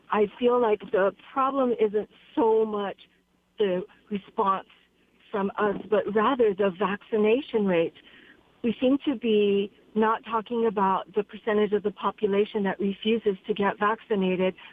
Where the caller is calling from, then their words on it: Honolulu, Hawaii, United States; I'm calling from Honolulu.